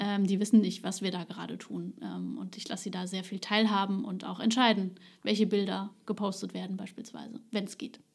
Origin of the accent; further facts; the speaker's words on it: Ludwigshafen, Rhineland-Palatinate, Germany; now in Neustadt an der Weinstraße, Germany; Ich bin Ludwigshafen geboren